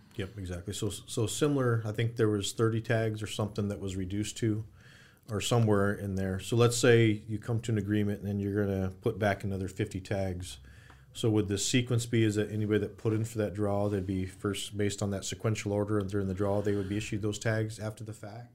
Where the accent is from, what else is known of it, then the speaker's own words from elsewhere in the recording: Phoenix, Arizona, United States; I'm born and raised in Arizona, specifically Phoenix